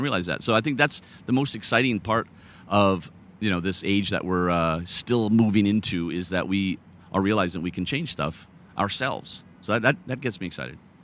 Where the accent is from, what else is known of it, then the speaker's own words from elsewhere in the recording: Calgary, Alberta, Canada; now in Denmark; I live in Denmark, but I grew up in Calgary